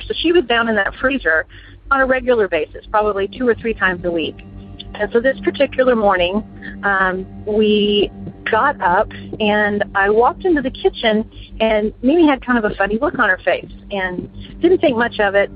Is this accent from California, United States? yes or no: no; Houston, Texas, United States; I'm from Houston, Texas